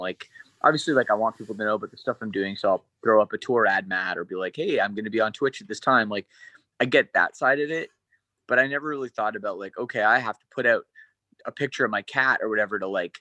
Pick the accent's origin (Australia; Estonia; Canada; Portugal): Canada; growing up in Canada